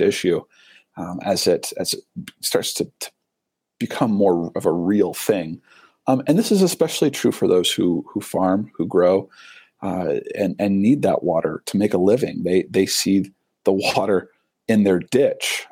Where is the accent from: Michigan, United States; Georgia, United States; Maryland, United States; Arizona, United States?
Michigan, United States; now in Utah, United States; I grew up in Michigan, surrounded by the Great Lakes, and now I live fairly close to the Great Salt Lake.